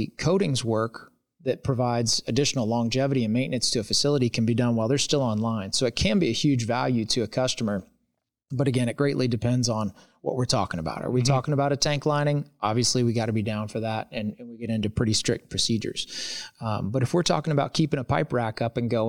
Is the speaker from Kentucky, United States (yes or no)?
yes; Louisville, Kentucky, United States; I'm from Louisville